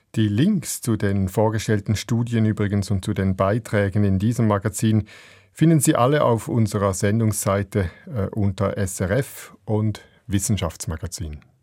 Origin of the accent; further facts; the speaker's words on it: Switzerland; bei uns in der Schweiz